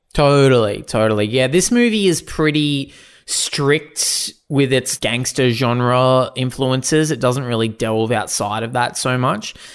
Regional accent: Australia; Proud Australian. We're both proud Australians

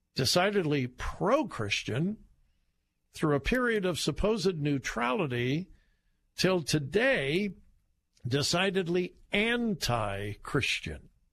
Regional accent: Southern California, United States; I grew up in Southern California

